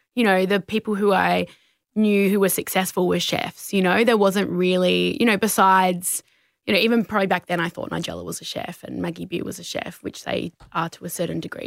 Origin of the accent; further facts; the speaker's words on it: Adelaide, South Australia, Australia; I grew up down south near McLaren Vale